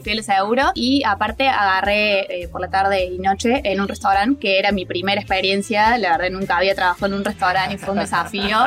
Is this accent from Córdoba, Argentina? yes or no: yes; Córdoba, Argentina; moved away as an adult; also born or lived in New Zealand; now in Australia; tengo 29 años, soy de Córdoba